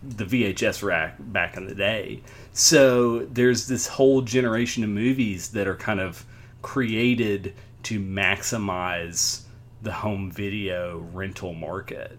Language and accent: English; Tennessee, United States; my home state